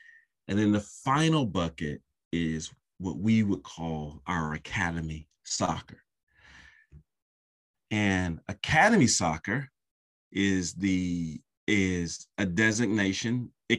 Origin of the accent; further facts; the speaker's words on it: United States; now in London, United Kingdom; But I have lived in London for over a decade, and then I am American.